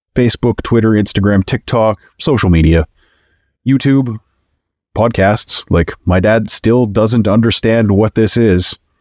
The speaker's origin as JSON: {"language": "English", "country": "Canada", "said": "I know I'm Canadian"}